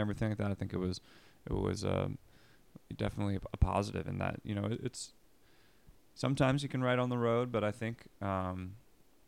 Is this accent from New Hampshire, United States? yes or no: no; Philadelphia, Pennsylvania, United States; also born or lived in Los Angeles; now in Philadelphia, United States; I was moving from Los Angeles to Philadelphia, which is where I'm originally from